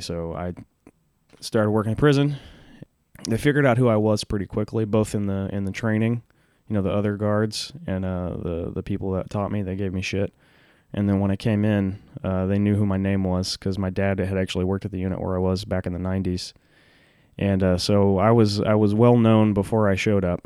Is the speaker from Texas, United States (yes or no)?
yes; Huntsville, Texas, United States; I grew up in Huntsville, Texas, which is like a it's like a prison town